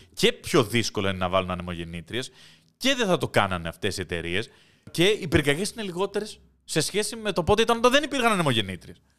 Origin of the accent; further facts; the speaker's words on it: Greece; Εγώ μεγάλωσα στην Ελλάδα των 90s